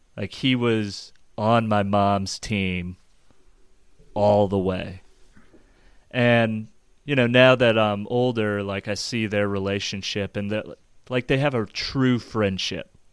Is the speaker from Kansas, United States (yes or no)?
yes; Overland Park, Kansas, United States; grew up just south of Kansas City, Overland Park, Kansas